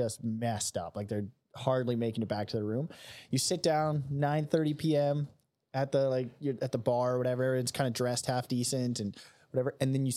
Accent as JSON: {"language": "English", "town": "Winnipeg", "region": "Manitoba", "country": "Canada", "said": "we're from Winnipeg area"}